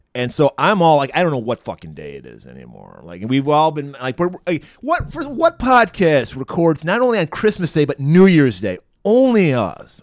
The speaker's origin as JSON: {"language": "English", "area": "Detroit area", "region": "Michigan", "country": "United States", "tie": "born or raised there", "said": "I grew up in the Detroit area"}